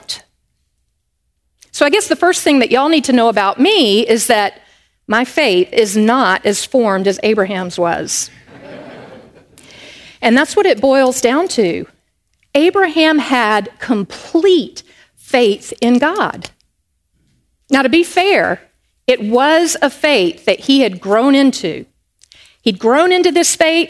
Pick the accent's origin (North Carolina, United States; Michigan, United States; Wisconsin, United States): North Carolina, United States; Charlotte; I grew up in Charlotte, North Carolina, up in the northeast corner of the Bible Belt